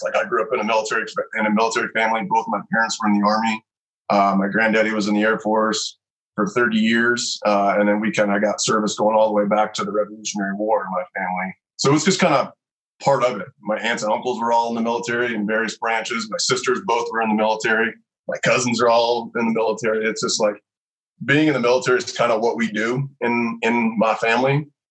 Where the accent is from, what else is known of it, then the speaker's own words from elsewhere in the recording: Lexington, Kentucky, United States; moved away as an adult; also born or lived in Nashville, Tennessee / Colorado; I was born in Nashville and I grew up on a little horse farm in Lexington, Kentucky